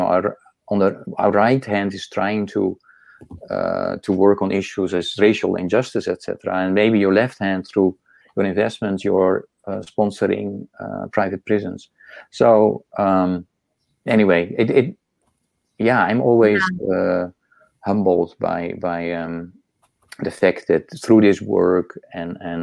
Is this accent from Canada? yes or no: no; Netherlands; moved away as an adult; also born or lived in Indonesia; now in United States; I come from the Netherlands.